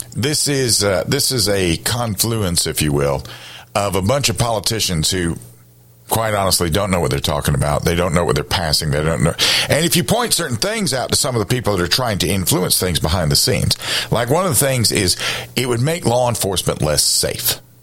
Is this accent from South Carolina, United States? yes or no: yes; Columbia, South Carolina, United States; I grew up in Columbia